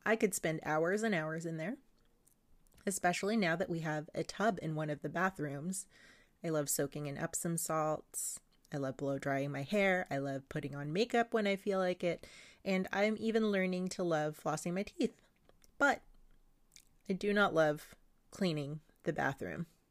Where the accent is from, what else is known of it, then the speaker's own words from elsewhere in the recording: Philippines; moved away; the old system I grew up with in the Philippines